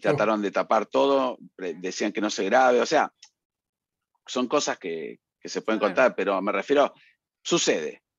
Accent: Colombia; now in Atlanta, United States; soy de Colombia, les envío un saludo desde Atlanta

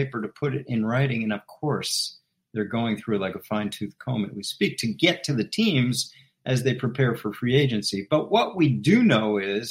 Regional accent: Washington, District of Columbia, United States; I'm from Washington, I was a huge Bullets fan growing up

